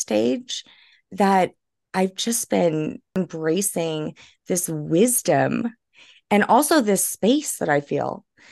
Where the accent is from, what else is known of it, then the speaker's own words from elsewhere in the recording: New Orleans, Louisiana, United States; I'm originally from New Orleans. I'm French Creole.